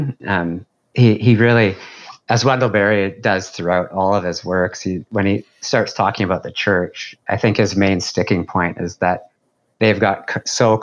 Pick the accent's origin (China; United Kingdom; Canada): Canada; White Rock, British Columbia; moved away as an adult; now in Dartmouth, Canada; I grew up in White Rock in the Vancouver area, in the suburb of Vancouver